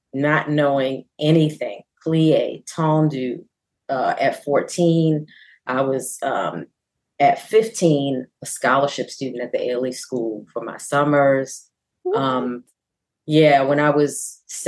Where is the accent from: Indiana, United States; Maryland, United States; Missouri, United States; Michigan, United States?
Maryland, United States; Baltimore; Baltimore, my hometown, had a fame school.